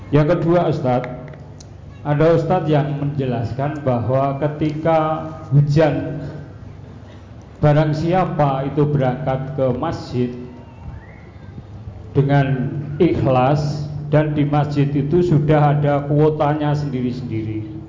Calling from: Purwodadi, Central Java, Indonesia; Kami dari Purwodadi berhubungan

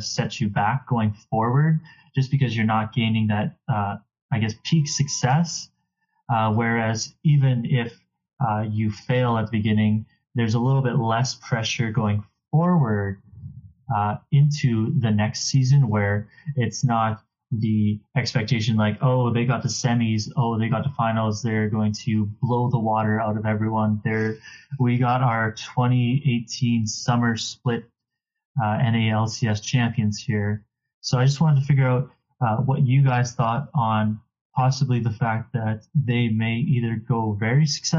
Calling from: Regina, Saskatchewan, Canada; I am calling from Regina, Saskatchewan.

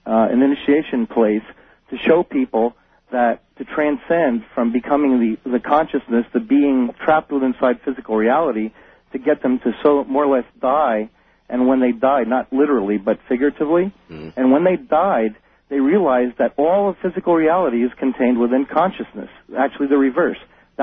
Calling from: San Jose, California, United States; I'm calling from San Jose, California.

